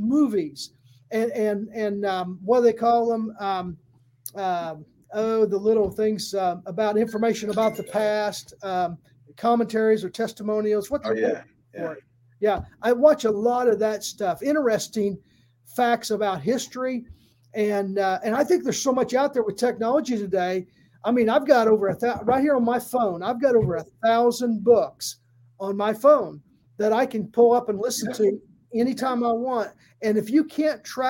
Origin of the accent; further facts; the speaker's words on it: the North, United States; I'm from the North